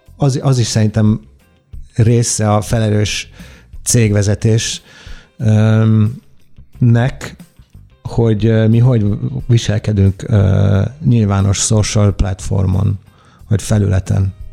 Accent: Italy; Hungarian is a second language; moved away as an adult; also born or lived in London; now in Budapest, Hungary; Olaszországban nőttem fel, ott születtem

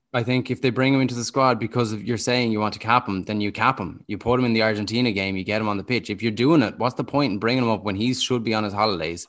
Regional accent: Dublin, Leinster, Ireland; moved away as an adult; now in Galway, Ireland; I grew up in Dublin

